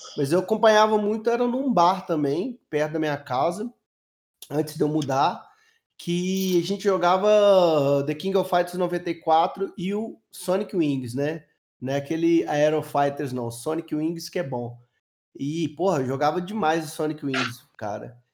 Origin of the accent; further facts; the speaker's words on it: Belo Horizonte, Minas Gerais, Brazil; eu sou de Minas